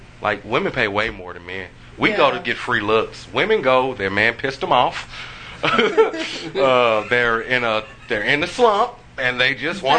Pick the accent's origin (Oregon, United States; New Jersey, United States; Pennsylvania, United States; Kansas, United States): Kansas, United States; I'm still from Kansas. I'm still from Kansas, people.